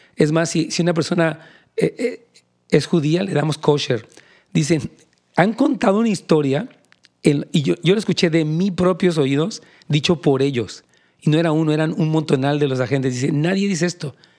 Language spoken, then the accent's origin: Spanish; Mexico; now in California, United States; soy mexicano